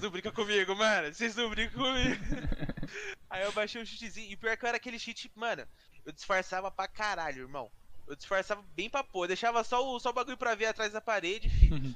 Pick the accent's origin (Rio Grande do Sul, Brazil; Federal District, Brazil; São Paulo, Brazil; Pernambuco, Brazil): São Paulo, Brazil; Campinas; Sou de Campinas também